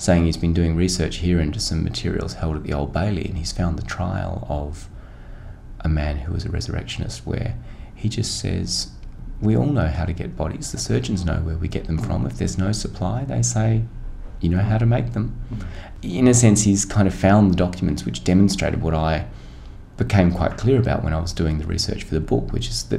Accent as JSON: {"language": "English", "country": "Australia", "said": "as an Australian"}